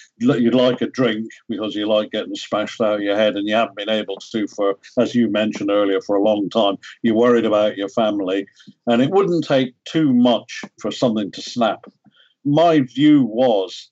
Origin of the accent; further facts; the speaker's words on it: Ireland; moved away; I'm from Ireland originally.